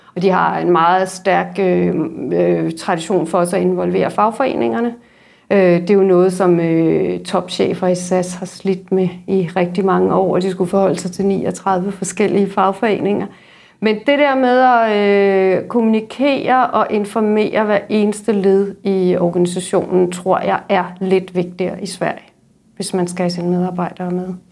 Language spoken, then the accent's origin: Danish; Denmark; also born or lived in Stockholm; vi danskere er